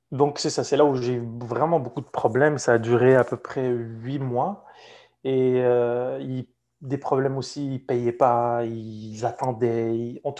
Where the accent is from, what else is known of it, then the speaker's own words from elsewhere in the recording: Morocco; Et c'est l'équipe de la ville où j'ai grandi, où je suis né au Maroc.